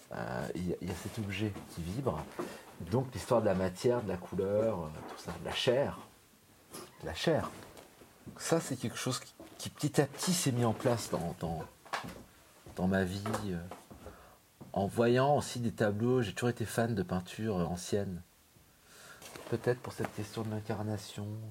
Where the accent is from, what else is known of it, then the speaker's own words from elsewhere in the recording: France; moved away as an adult; now in Berlin, Germany; Je me considère en tant que Français